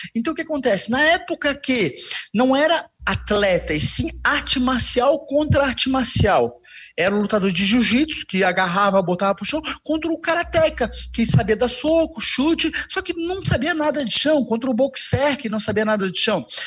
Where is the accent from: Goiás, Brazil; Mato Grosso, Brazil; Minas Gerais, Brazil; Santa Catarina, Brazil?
Santa Catarina, Brazil; Florianópolis; um bom manezinho